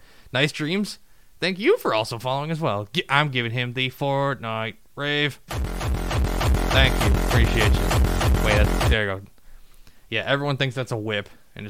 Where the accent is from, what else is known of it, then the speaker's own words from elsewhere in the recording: southeast Michigan, United States; because we're all from Michigan, you know, southeast